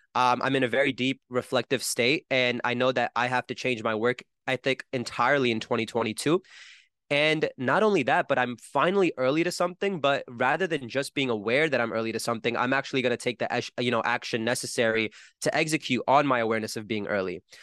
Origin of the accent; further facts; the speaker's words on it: New Jersey, United States; I'm from Jersey where I don't know a single musician